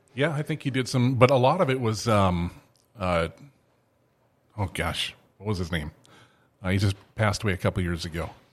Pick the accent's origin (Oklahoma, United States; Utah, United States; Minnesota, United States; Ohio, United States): Minnesota, United States; Thief River Falls; I'm, I'm from Thief River